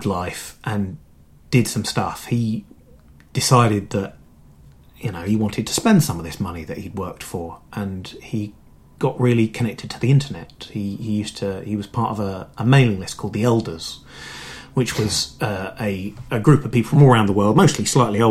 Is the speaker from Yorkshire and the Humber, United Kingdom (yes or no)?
no; London, United Kingdom; I was born in London. I grew up in around Kilburn